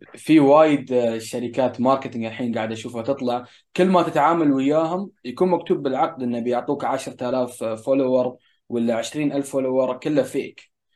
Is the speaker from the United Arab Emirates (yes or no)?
yes; United Arab Emirates; هنا عندنا في الامارات